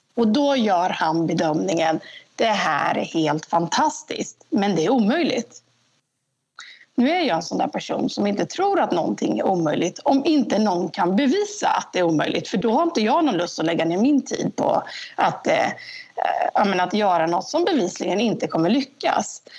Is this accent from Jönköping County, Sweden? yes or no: yes; Jönköping, Jönköping County, Sweden; also born or lived in Stockholm; Och då hamnade de i Jönköping. Eh, och så växte jag upp här.